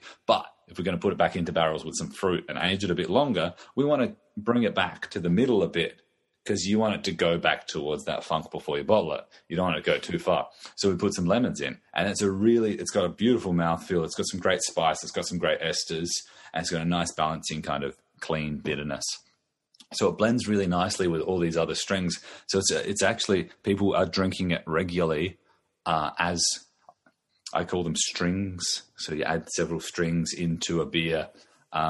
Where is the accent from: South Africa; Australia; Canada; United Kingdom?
Australia; Riverland, South Australia; moved away as an adult; also born or lived in Adelaide / Brisbane / Perth; I grew up in the Riverland, so I'm South Australia.